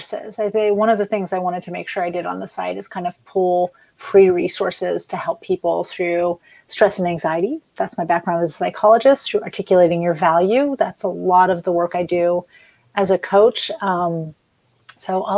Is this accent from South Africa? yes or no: no; France; now in United States; I grew up in France